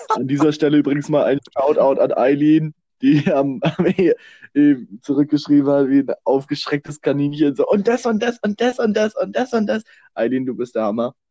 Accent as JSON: {"language": "German", "country": "Germany", "said": "als, als Deutsche"}